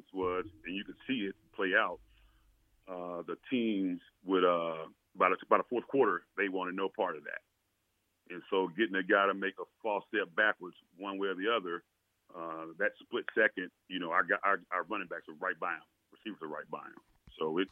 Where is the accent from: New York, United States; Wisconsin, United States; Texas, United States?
Texas, United States; Tyler; growing up in Tyler, Texas, playing sandlot football with guys from the neighborhood